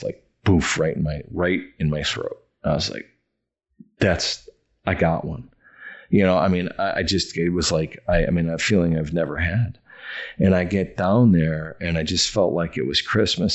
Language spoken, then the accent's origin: English; Oshkosh, Wisconsin, United States; moved away; my hometown in Oshkosh, Wisconsin